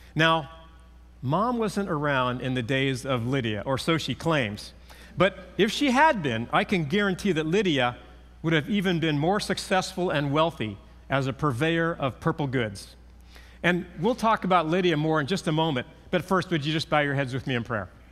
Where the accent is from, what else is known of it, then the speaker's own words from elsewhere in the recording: California, United States; growing up in California, I learned how to drive on our nineteen sixty-four Chevy pickup.